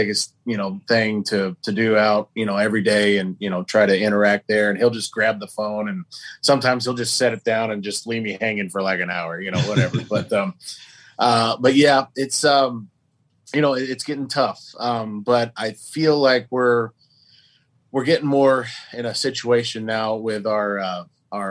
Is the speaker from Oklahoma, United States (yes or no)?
yes; Oklahoma, United States; we're all from Oklahoma